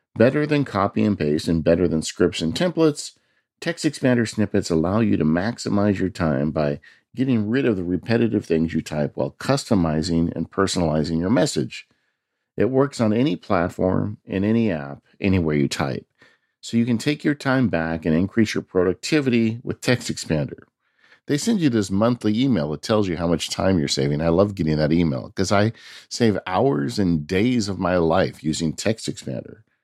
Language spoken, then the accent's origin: English; California, United States; my home state, California.